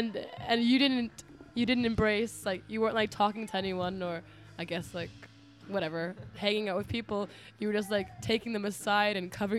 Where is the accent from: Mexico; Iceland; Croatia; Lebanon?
Iceland; I'm from Iceland